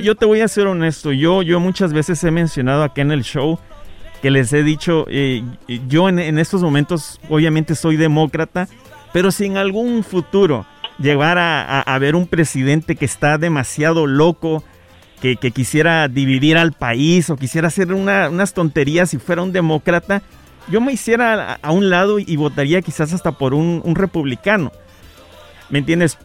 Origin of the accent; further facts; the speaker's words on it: Guatemala; Yo soy de Guatemala